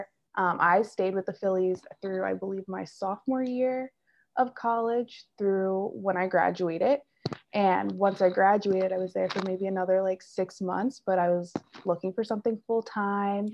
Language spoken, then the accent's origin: English; Philadelphia, Pennsylvania, United States; moved away as an adult; I'm from Philadelphia area originally